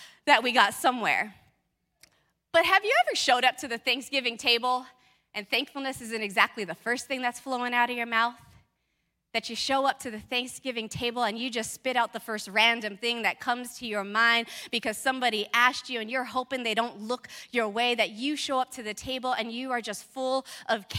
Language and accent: English; California, United States; moved away; I grew up in California